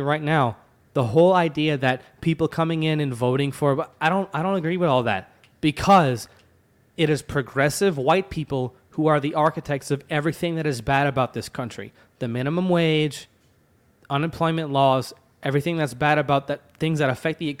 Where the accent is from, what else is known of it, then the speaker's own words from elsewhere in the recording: Louisiana, United States; now in Georgia, United States; I am from Louisiana live in Georgia